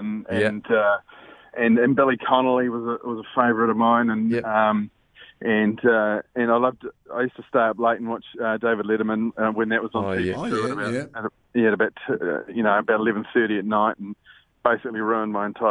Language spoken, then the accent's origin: English; New Zealand; moved away; also born or lived in Wellington; I grew up in Harborough